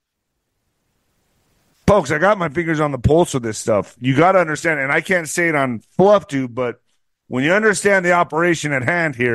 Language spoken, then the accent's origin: English; El Paso, Texas, United States; my hometown